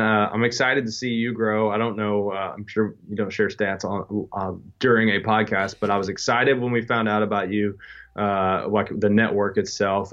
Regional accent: Southeastern Kentucky, United States; I grew up in Southeastern Kentucky

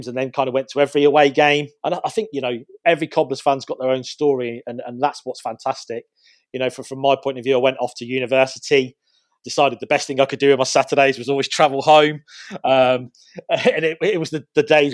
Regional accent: Northampton, East Midlands, United Kingdom; I was born in Northampton.

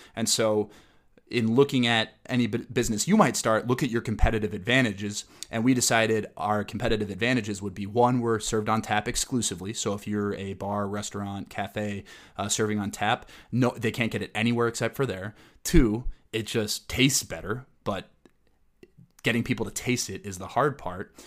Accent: Minneapolis, Minnesota, United States; my hometown of the Twin Cities

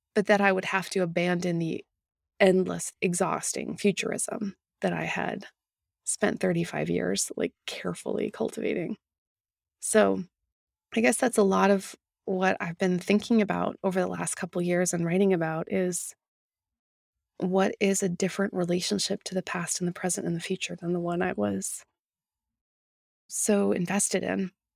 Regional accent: Winnipeg, Manitoba, Canada; my hometown of Winnipeg, Manitoba

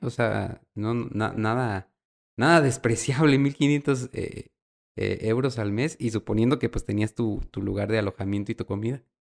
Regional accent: Mexico; nosotros los mexicanos

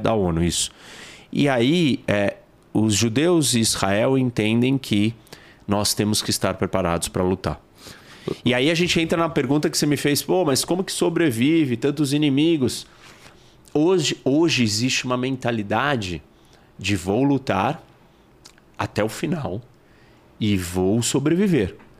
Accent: Brazil; Nós somos brasileiros

